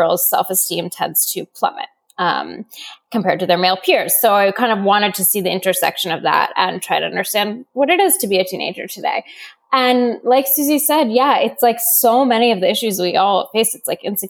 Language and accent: English; Seattle, Washington, United States; I grew up in Seattle.